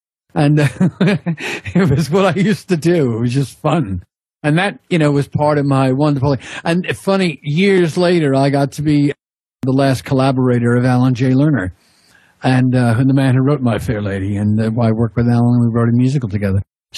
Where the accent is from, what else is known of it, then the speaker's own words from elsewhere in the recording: Long Island, New York, United States; moved away as an adult; now in Sussex, United Kingdom; I come from Long Island, New York. I grew up in the 50s and 60s.